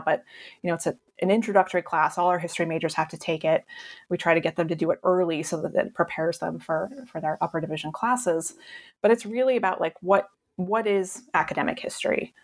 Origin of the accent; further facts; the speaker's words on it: Cheyenne, Wyoming, United States; moved away; where I grew up in Cheyenne Wyoming which is like a dump